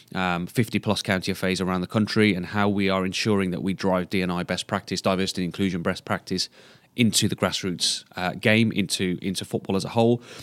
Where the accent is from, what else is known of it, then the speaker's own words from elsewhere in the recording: Black Country, West Midlands, United Kingdom; also born or lived in Sandwell; I'm originally from the Black Country